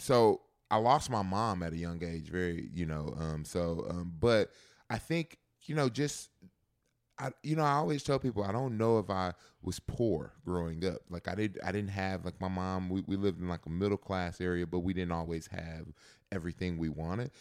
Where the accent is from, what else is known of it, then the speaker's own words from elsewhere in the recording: Texas, United States; growing up in Texas